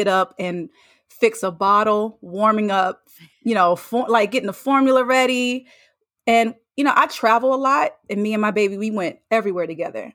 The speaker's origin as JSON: {"language": "English", "region": "North Carolina", "country": "United States", "moved": "yes", "said": "I'm from North Carolina. I went home to see family"}